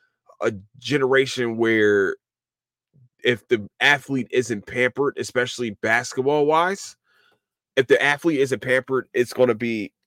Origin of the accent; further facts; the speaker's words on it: Philadelphia, Pennsylvania, United States; As a Sixers fan, as a Philadelphian, as a fellow Philadelphian, as a fellow Hooper